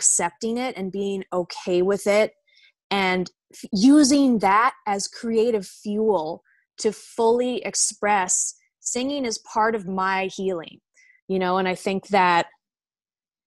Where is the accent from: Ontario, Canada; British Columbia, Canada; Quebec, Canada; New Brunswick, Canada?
British Columbia, Canada; Victoria; moved away as an adult; also born or lived in Glasgow, Scotland; now in Vancouver, Canada; I grew up in Victoria. I was actually born in Scotland.